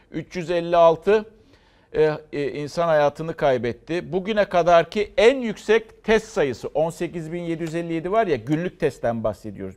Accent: İzmir, Turkey; ben İzmirliyim. İzmir Atatürk Lisesi'nden mezun.

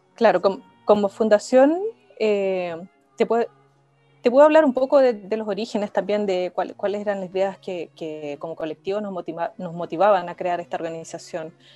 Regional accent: Iquique, Tarapacá, Chile; Yo soy de Iquique

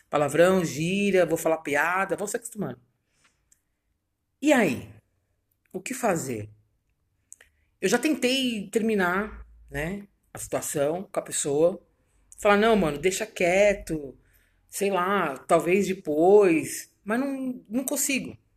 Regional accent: São Paulo, Brazil; Vim eu, de São Paulo.

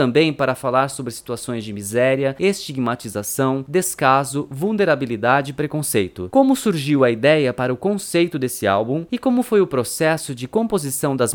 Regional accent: Alagoinhas, Bahia, Brazil; moved away as an adult; now in Salvador, Brazil; eu sou natural de Alagoinhas, uma cidade que fica no interior da Bahia

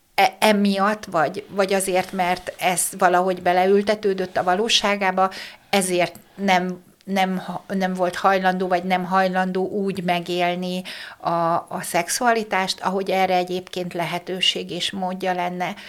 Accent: Békéscsaba, Békés, Hungary; moved away; én vidéki lány vagyok, ugye Békés Csabai vagyok eredetileg

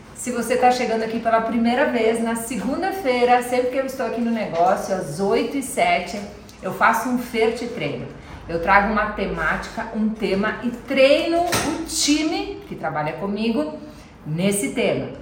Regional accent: Nova Roma, Brazil; moved away; quando eu era criança lá em Nova Roma

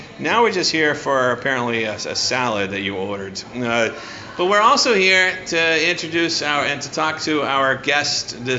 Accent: United States; now in Los Angeles, United States; I am American, and we barely speak English.

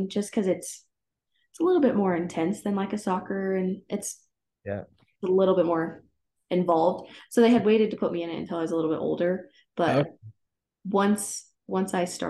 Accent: Broomfield, Colorado, United States; I went to Holy Family High School down in Broomfield, Colorado.

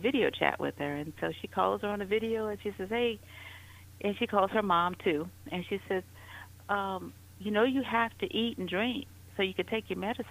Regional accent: New Orleans, Louisiana, United States; moved away as an adult; now in Atlanta, United States; I'm originally from New Orleans, and I've been in the Atlanta area for the last 15 years.

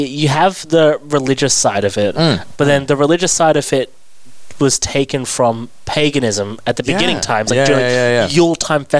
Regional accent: England, United Kingdom; now in Australia; I grew up in England

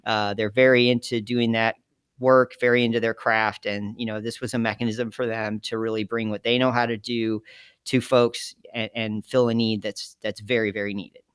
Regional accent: Geneva, Illinois, United States; moved away as an adult; also born or lived in Jamestown, New York; I was from Geneva, Illinois, which is a little town outside of Chicago

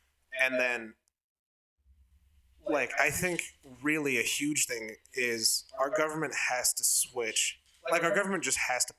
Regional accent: Niskayuna, New York, United States; we come from, like, New York State, and we come from Niskayuna, which is, like, a good school among New York State standards.

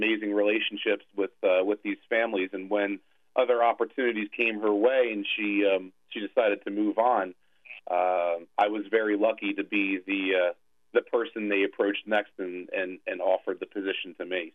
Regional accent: Hamilton, New Jersey, United States; also born or lived in Westchester, New York; I moved back home to New Jersey. Here, I'm born and raised in Hamilton. I was a Steinert High School graduate

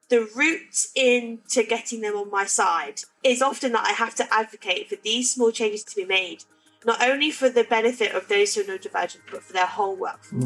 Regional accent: Leicester, East Midlands, United Kingdom; moved away as an adult; now in Manchester, United Kingdom; I moved up here from Leicester, where I'm from, to go to Salford Uni

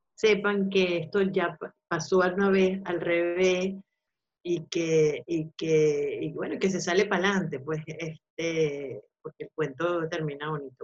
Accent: Venezuela; also born or lived in Spain; now in Madrid, Spain; somos nosotros los venezolanos

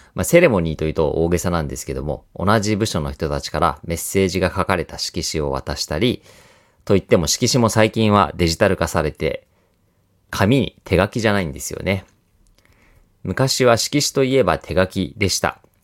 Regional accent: Kansai, Osaka, Japan; 私は関西、大阪出身

